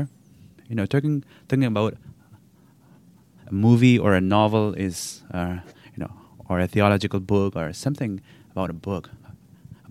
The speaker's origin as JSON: {"language": "English", "region": "Nagaland", "country": "India", "moved": "as an adult", "lives_now": "Vancouver, Canada", "said": "I come from a state called Nagaland, which is in the northeast India"}